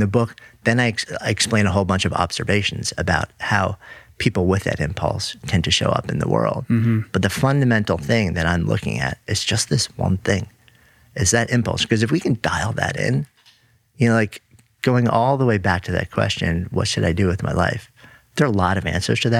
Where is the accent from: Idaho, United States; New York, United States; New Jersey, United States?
New York, United States; as a New Yorker.